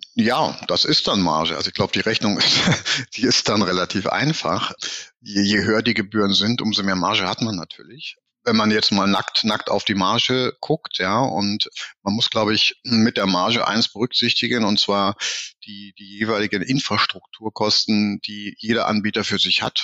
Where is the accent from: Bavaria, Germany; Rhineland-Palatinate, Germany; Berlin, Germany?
Berlin, Germany; also born or lived in Hamburg; Ich bin ja auch Berliner